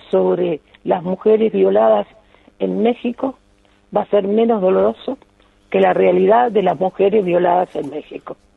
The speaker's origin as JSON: {"language": "Spanish", "country": "Uruguay", "said": "yo lo recibo como uruguaya, pero como española, porque yo tengo la doble nacionalidad"}